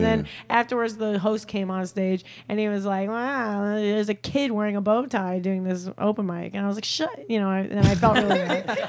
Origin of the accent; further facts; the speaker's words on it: Long Island, New York, United States; moved away as an adult; also born or lived in Chicago; So I'm from Long Island originally. I'm a Long Island Jew, and then I went to college in Chicago, and then I just lived there for 8 years